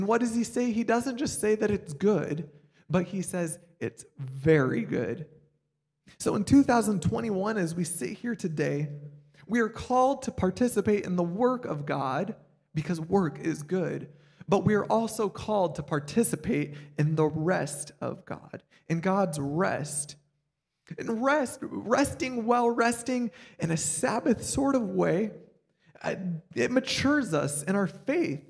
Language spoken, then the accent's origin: English; Iowa, United States; moved away as an adult; also born or lived in Kansas; now in Illinois, United States; I grew up in the Midwest. I grew up in Iowa.